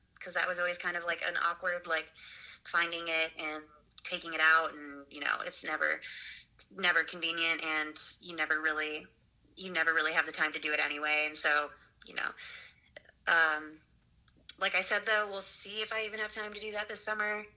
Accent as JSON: {"language": "English", "region": "Michigan", "country": "United States", "tie": "born or raised there", "moved": "yes", "said": "my home state of Michigan"}